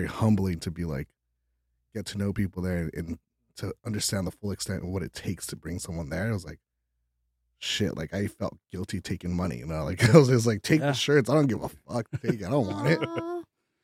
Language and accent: English; Montebello, California, United States; first language Spanish; English is a second language; also born or lived in Guadalajara, Mexico / Riverside, California; now in Long Beach, United States; I was born in Montebello